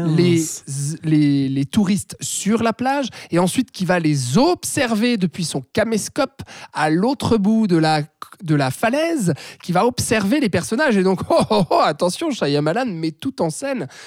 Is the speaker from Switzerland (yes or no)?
yes; Switzerland; chez nous en Suisse